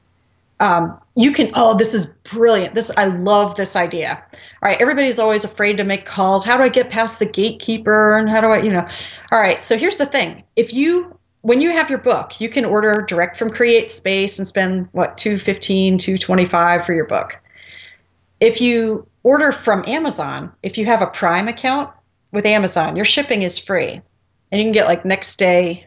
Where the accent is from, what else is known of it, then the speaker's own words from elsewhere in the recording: New Jersey, United States; I'm from New Jersey